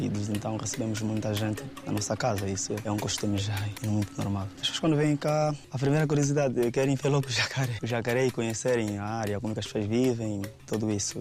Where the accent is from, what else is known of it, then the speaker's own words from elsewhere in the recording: Angola; a minha terra que eu nasci